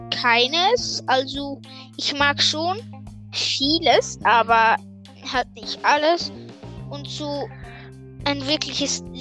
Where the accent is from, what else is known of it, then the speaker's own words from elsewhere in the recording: Switzerland; Also ich komme aus der Schweiz und ich bin im Moment elf. Im November werde ich zwölf.